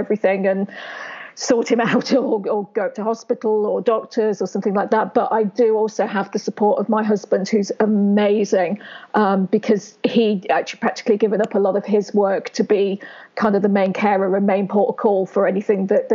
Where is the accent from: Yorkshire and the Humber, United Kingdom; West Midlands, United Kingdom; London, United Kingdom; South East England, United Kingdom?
West Midlands, United Kingdom; Worcester; I was born in Worcester, where I still lived. Never lived anywhere else